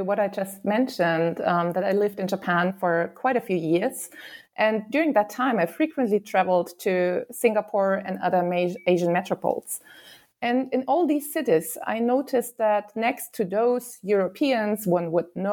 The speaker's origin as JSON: {"language": "English", "town": "Nuremberg", "region": "Bavaria", "country": "Germany", "tie": "born or raised there", "moved": "yes", "said": "I grew up in Nuremberg, which is in the south of Germany"}